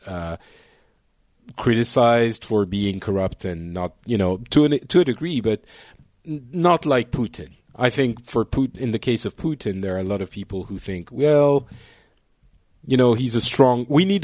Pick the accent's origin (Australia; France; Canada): France; one of the feelings we have in France as well